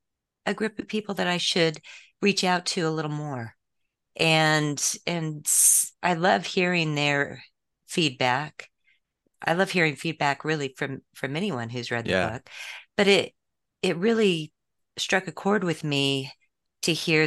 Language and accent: English; San Diego, California, United States; born there; also born or lived in American West; Sure. I was born in San Diego, and my father was a police officer who ended up going into the DEA. So we moved around quite a bit around the West